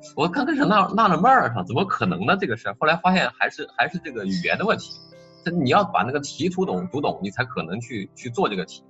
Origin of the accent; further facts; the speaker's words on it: China; moved away as an adult; now in Germany; 因为我们是中国人，然后我们从小的学习方式是那样的